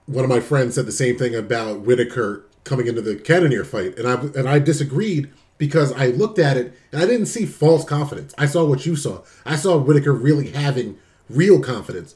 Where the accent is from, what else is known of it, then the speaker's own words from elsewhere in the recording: New Jersey, United States; my home state of New Jersey